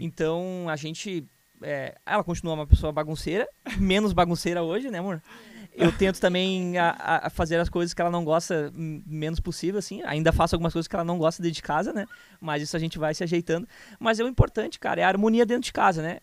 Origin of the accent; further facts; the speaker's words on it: Canoas, Rio Grande do Sul, Brazil; also born or lived in Porto Alegre; eu nasci em Porto Alegre, mas é, cresci em Canoas minha vida inteira praticamente